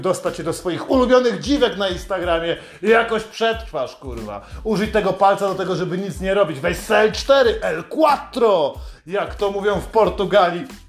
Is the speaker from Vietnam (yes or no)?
no; Poland; Jestem z Polski